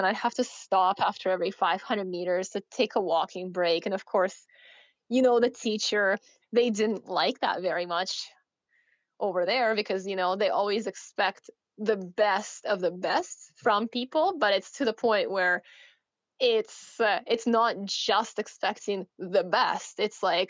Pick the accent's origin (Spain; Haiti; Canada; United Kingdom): Canada; also born or lived in Russia; now in Victoria, Canada; I moved to Canada from Russia, but I've been in Canada now for 20 years. I'm now 31 years old